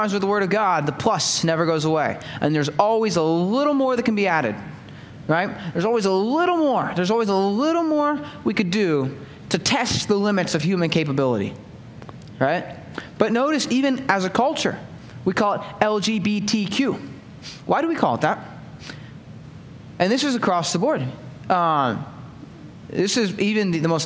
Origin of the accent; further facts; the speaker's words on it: United States; American Christians